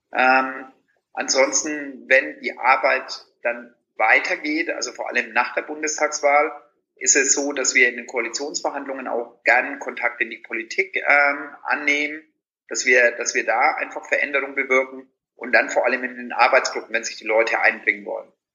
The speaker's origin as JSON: {"language": "German", "area": "Franconia", "region": "Bavaria", "country": "Germany", "tie": "born or raised there", "moved": "yes", "said": "wenn ich in meine Heimat äh, fahre nach Franken"}